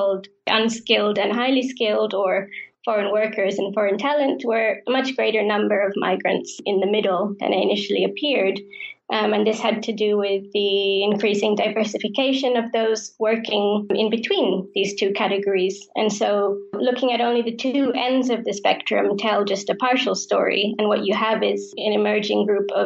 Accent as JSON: {"language": "English", "country": "Singapore", "tie": "born or raised there", "said": "I was born in Singapore to parents who migrated there from India and grew up in a society that is essentially created and shaped by diverse migrants."}